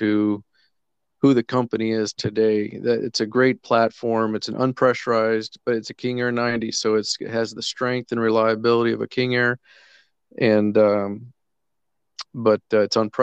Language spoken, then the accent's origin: English; Colombia; moved away as an adult; also born or lived in Central America / Kenya; I had been born and raised in Colombia, lived my whole life in South America